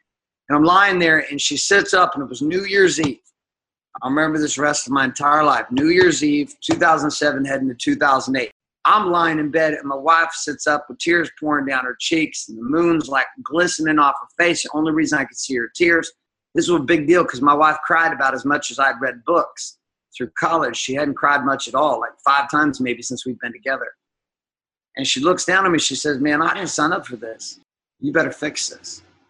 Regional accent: Seattle, Washington, United States; also born or lived in Stockton, California; All over the United States, but mostly the West Coast. So I grew up in Seattle, Washington, and Central California, a place called Stockton.

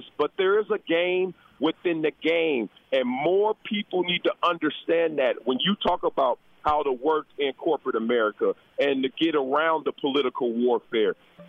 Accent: Compton, California, United States; Like I grew up with this perception that since I was from Compton, I had to be this gangster or I had to be an entertainer or athlete.

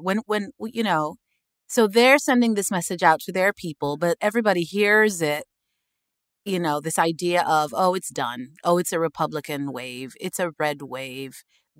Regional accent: Sudan; I come from Sudan, you know, a dictatorship.

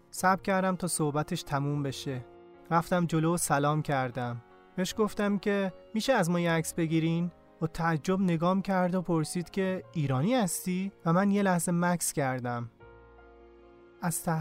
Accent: Iran; now in France; بهش گفتم که من از ایران اومدم

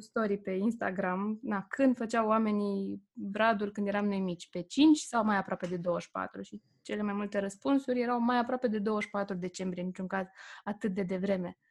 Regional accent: Bucharest, Romania; moved away as an adult; trăind la București, la bloc

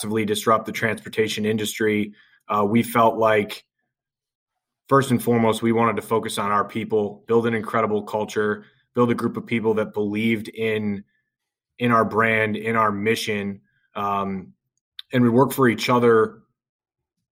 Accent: Lake Forest, Illinois, United States; I grew up in Lake Forest, Illinois

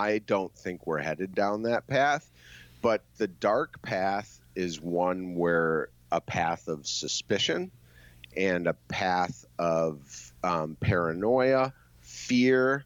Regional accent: United States; now in China; being an American over here for the past 18 months

